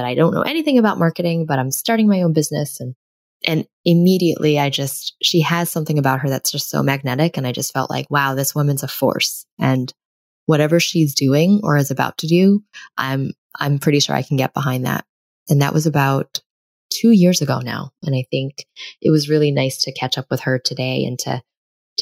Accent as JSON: {"language": "English", "town": "New York City", "region": "New York", "country": "United States", "tie": "born or raised there"}